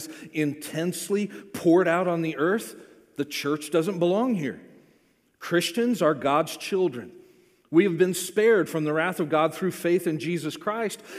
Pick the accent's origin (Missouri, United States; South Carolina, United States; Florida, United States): Florida, United States; I grew up in Florida